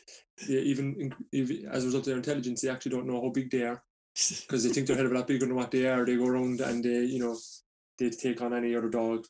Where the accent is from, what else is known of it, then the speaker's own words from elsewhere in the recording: Cork, Munster, Ireland; first language English; County Cork in Ireland, and born and raised here.